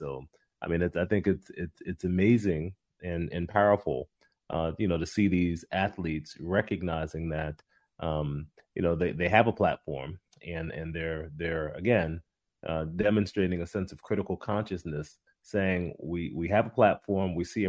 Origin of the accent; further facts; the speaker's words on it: New York, United States; I grew up in New York